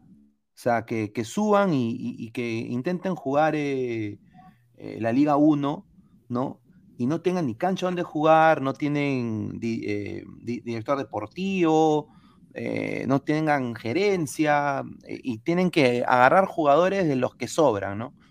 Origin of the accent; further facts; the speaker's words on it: Peru; moved away; Soy peruano, amo mi país, pero estoy fuera